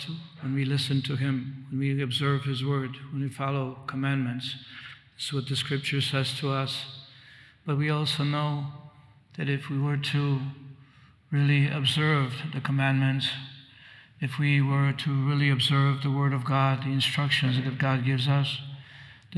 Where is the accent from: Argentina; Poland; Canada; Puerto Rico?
Poland; now in United States; I was born in Poland, although I came to the States, but I went back as a graduate student.